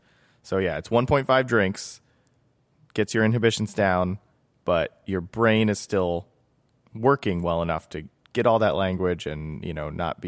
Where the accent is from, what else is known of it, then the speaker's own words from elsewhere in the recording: North Carolina, United States; I'm from the Southern United States, mm-hmm. North Carolina.